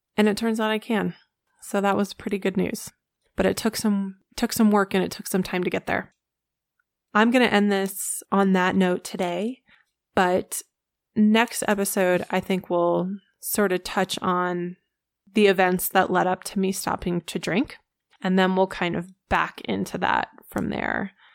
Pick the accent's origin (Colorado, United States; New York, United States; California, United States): Colorado, United States; also born or lived in Orlando, Florida; I live in Colorado. I have lived here the majority of my life.